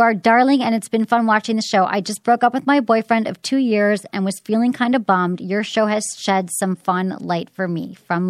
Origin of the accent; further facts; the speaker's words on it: Detroit, Michigan, United States; There was an article in the Detroit News, which is my hometown paper